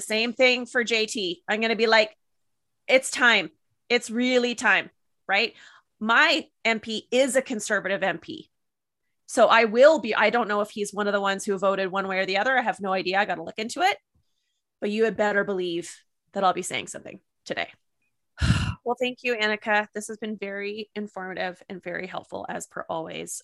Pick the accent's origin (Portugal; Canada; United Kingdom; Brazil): Canada; as a Canadian